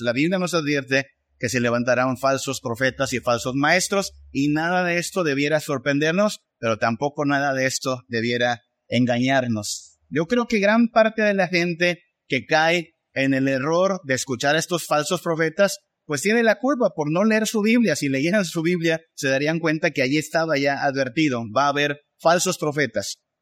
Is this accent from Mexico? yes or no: yes; Mexico; pensamos más como mexicanos, pensamos más como latinos